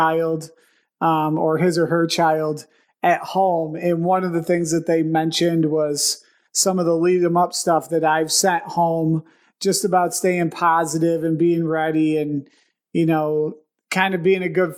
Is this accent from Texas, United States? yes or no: no; Buffalo, New York, United States; we're from Buffalo. Yeah, we're Buffalo guys